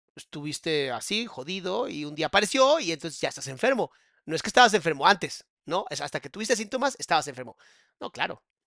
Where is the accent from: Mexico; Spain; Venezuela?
Mexico; cómo somos los mexicanos